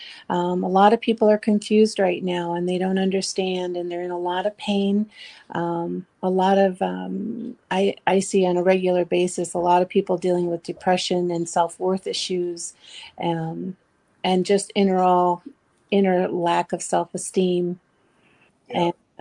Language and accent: English; Shell Rock, Iowa, United States; I am from Shell Rock, Iowa.